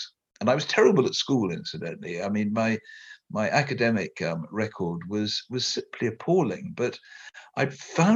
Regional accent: Merseyside, North West England, United Kingdom; I was born in Merseyside, quite close to Liverpool

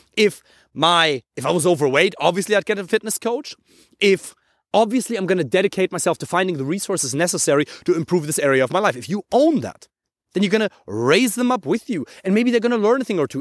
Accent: Germany; English is a second language; I'm from Germany

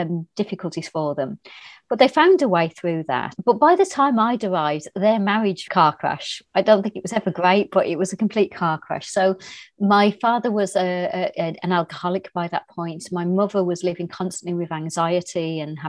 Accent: Birmingham, West Midlands, United Kingdom; moved away as an adult; also born or lived in Ireland; now in Oxfordshire, United Kingdom; I was brought up in Birmingham, which is the second city of England

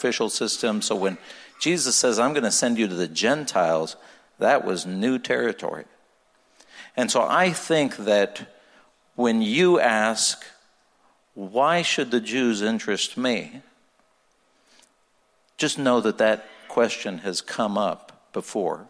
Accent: Israel; moved away; I was born and raised in Israel

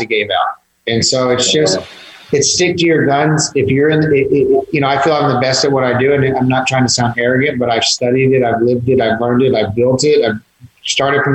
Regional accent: Georgetown, Texas, United States; also born or lived in Austin, Texas; now in San Antonio, United States; I grew up in Georgetown by Austin, spent some time in Austin

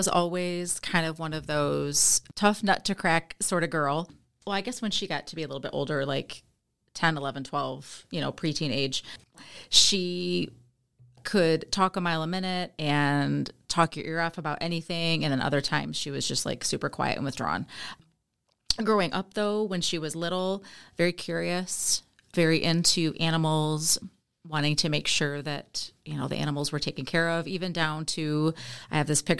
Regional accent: Jackson, Michigan, United States; now in Eaton Rapids, United States; I am from Jackson, Michigan, originally. I now live in Eaton Rapids, Michigan, with my husband, Michael.

